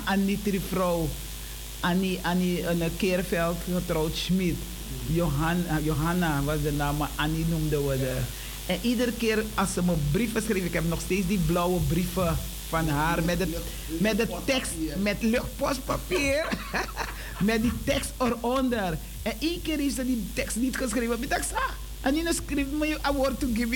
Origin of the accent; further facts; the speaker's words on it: Suriname; wij als Surinamers